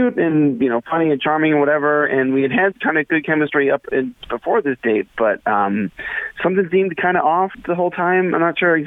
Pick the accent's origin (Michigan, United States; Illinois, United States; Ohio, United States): Ohio, United States; Xenia; I'm from Xenia